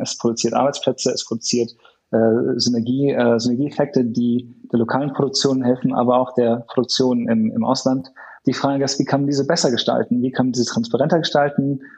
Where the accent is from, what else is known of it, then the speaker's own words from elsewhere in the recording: Hamburg, Germany; ich komme ursprünglich aus Hamburg